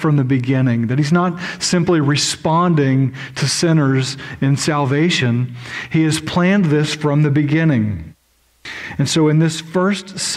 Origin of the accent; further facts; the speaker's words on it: Oklahoma, United States; I'm from Oklahoma, which is just as disgusting visually as Kansas.